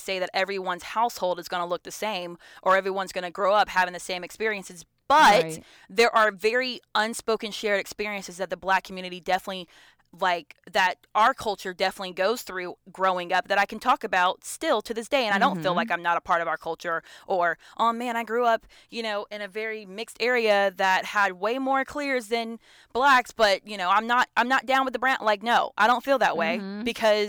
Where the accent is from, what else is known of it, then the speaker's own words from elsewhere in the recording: Georgia, United States; You know, I'm from Metro Atlanta, North Georgia area, like, you know, mm-hmm. Gwinnett County. That's where I grew up in.